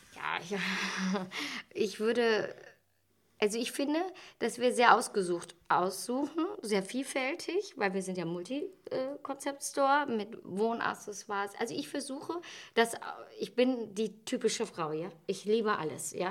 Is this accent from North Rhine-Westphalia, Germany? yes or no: yes; Ratingen, North Rhine-Westphalia, Germany; ich bin, bin ja gebürtige Ratingerin